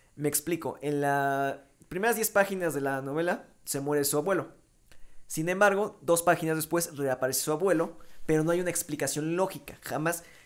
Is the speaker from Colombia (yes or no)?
no; Mexico; soy mexicano